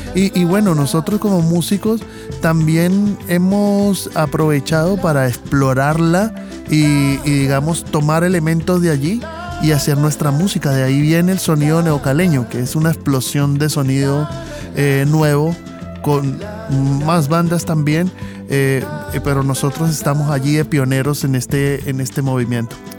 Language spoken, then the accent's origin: Spanish; Cali, Valle del Cauca, Colombia; somos de Cali